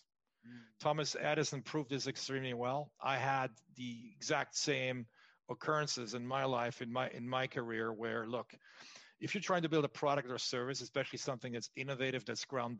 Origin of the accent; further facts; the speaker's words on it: France; moved away as an adult; also born or lived in Los Angeles, United States / Huntington Beach, United States; I was born and raised in France. I'm half French, half German